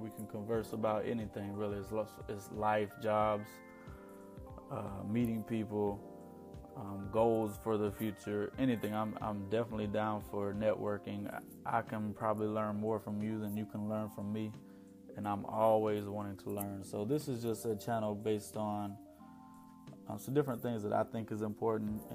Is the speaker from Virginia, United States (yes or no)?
no; Lancaster, South Carolina, United States; I'm from Lancaster, South Carolina. Grew up in a small town.